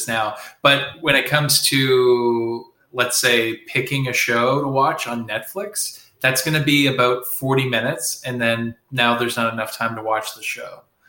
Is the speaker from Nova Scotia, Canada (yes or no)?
yes; Nova Scotia, Canada; cause I'm from Nova Scotia and we had these mini pizzas.